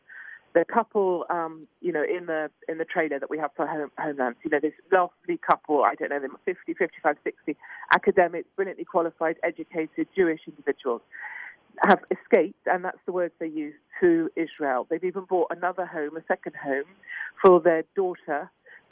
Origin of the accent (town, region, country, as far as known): United Kingdom